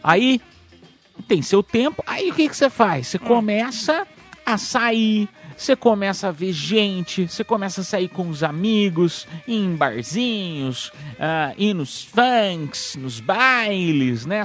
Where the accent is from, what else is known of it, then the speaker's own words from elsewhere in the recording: São Paulo, Brazil; sou do estado de São Paulo, tem um sotaque